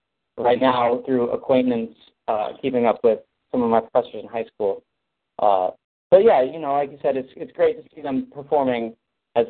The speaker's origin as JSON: {"language": "English", "town": "Kent", "region": "Washington", "country": "United States", "tie": "born or raised there", "said": "my hometown of Kent, Washington"}